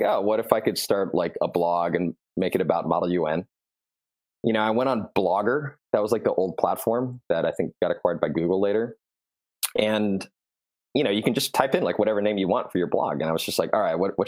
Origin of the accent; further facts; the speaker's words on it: Southern California, United States; I started as a freshman in high school growing up in Southern California